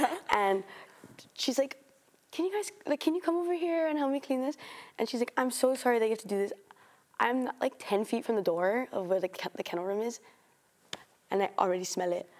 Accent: Oahu, Hawaii, United States; moved away as an adult; now in Oregon, United States; I'm a third year, and I'm from Oahu.

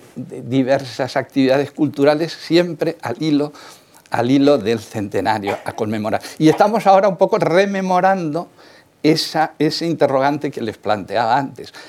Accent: Requena, Valencian Community, Spain; moved away as an adult; now in Barcelona, Spain; soy de, una aldea, de un pueblo que se llama, la aldea se llama Casas de Eufemia, el pueblo se llama Requena, provincia de Valencia.

